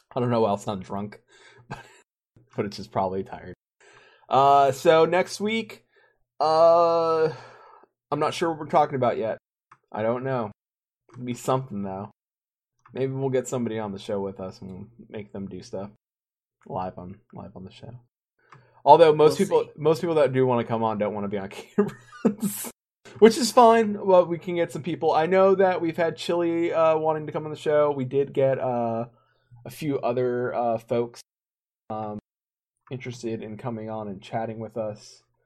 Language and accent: English; United States; being an American here in the states